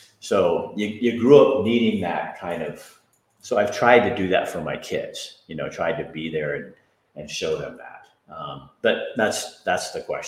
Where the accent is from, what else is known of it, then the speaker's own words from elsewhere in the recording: Hillsboro, Oregon, United States; I was born in Hillsboro, Oregon in 1959